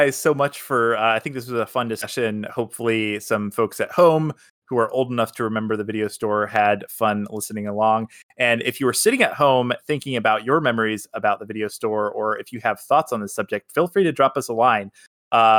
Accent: the South, United States; I was in a small southern town

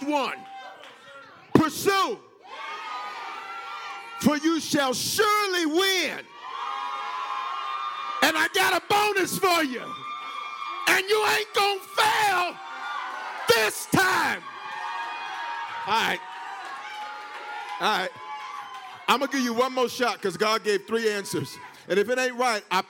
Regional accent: the South, United States; accent: Southern; I'm from the South

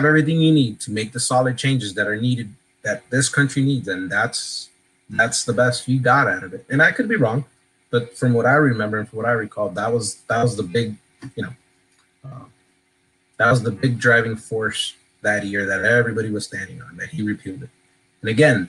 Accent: Miami, Florida, United States; also born or lived in Honduras; Coming here and growing up in Miami

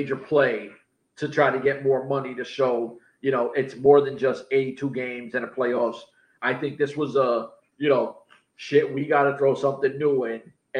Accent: United States; We're from America

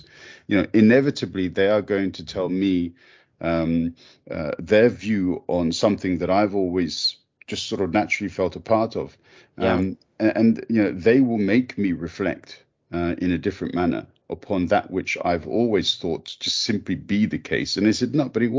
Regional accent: England, United Kingdom; this crazy English dude over here

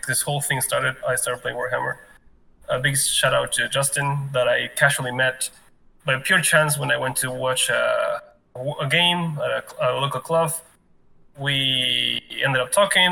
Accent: Argentina; now in South Korea; I come from Argentina, South America.

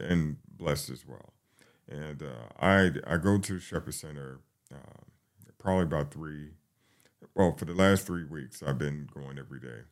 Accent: New York City, New York, United States; now in Atlanta, United States; I'm, I'm from the Bronx, New York

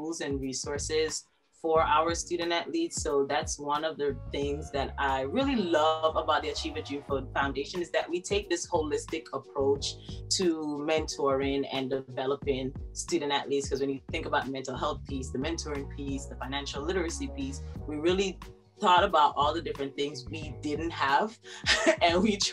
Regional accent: Jamaica; moved away as an adult; Born and raised in Jamaica, went to the Convent of Mercy Academy, Alpha

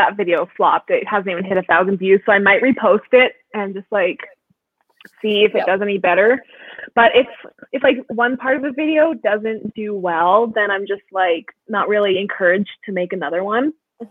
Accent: Canada; I'm from Canada.

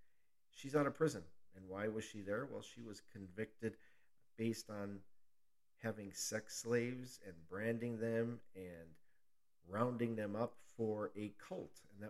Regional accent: Wisconsin, United States; I'm born and raised in Wisconsin

